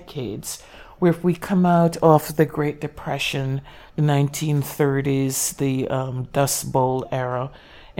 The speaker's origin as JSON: {"language": "English", "country": "Jamaica", "tie": "born or raised there", "moved": "as an adult", "lives_now": "United States", "said": "a very young girl growing up in Jamaica, you know, 5, 6 years old"}